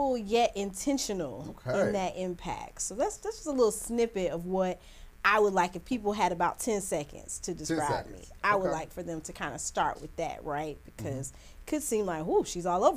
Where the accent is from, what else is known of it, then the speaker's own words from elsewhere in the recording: Lake View, South Carolina, United States; also born or lived in Trenton, New Jersey / Florence, South Carolina; I'm from Lakeview. That's where I grew up primarily.